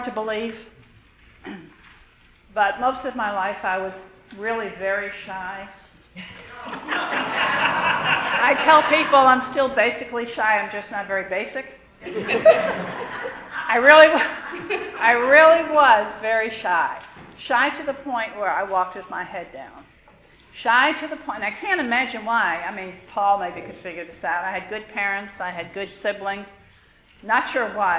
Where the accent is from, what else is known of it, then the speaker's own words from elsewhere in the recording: New York City, New York, United States; I grew up in New York, bunches of kids in my class